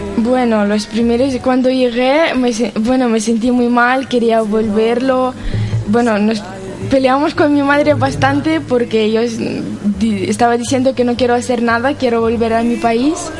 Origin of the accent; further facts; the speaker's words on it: Ukraine; now in Pamplona, Spain; vengo de Ucrania